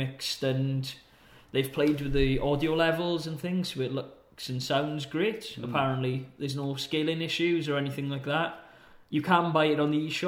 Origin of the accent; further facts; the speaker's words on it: Peterborough, East of England, United Kingdom; now in Denmark; My hometown of Pertobit had a Game Station